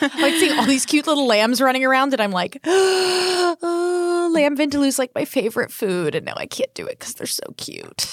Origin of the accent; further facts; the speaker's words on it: Florida, United States; moved away; Florida is my home state